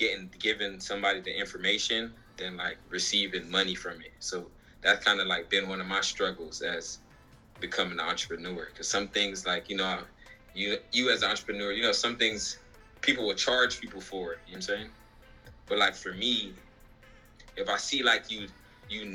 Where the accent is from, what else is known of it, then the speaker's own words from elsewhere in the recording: Jamaica; I'm Jamaican